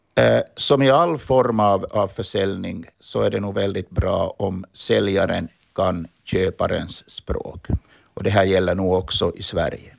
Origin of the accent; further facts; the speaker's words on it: Finland; now in Stockholm, Sweden; som vi finländare är vana att, att vara